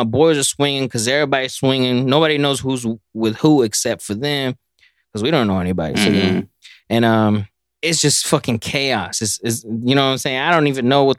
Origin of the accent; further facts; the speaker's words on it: Dallas, Texas, United States; I'm from North Dallas